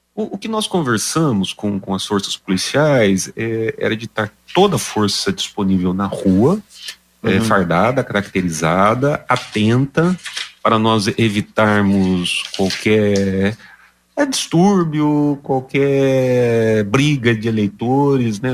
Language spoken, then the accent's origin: Portuguese; Londrina, Paraná, Brazil; Aqui em Londrina, é, eu sou londrinense também